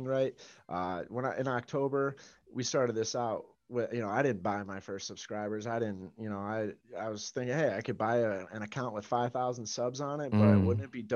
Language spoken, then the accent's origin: English; Chicagoland area, Illinois, United States; Midwest, right? Right, Chicagoland area